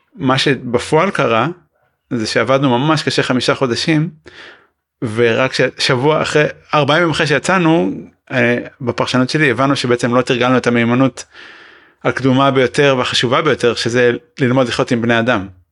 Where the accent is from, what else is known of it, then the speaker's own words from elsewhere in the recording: Israel; אני ישראלי